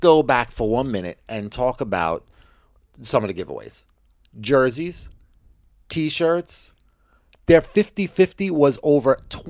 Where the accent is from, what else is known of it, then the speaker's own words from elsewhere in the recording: Canada; Because I'm like a Canadian.